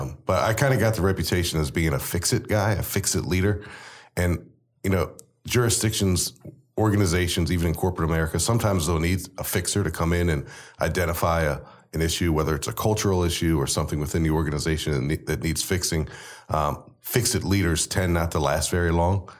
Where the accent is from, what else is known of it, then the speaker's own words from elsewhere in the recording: College Park, Maryland, United States; I was born and raised literally right down the road from where you guys are in College Park.